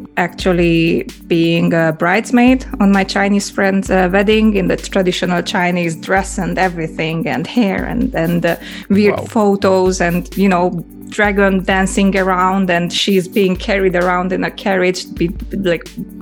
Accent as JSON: {"language": "English", "region": "Budapest", "country": "Hungary", "tie": "born or raised there", "also_born_or_lived": "England / Japan", "accent": "Hungarian", "second_language": "English", "moved": "as an adult", "said": "I grew up in Budapest"}